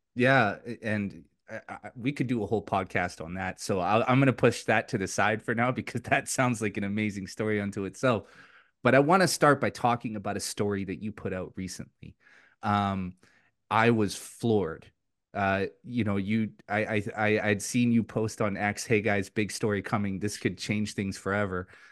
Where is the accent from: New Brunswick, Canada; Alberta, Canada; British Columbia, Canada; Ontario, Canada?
British Columbia, Canada; Richmond; also born or lived in Vancouver; in my community where I grew up in Richmond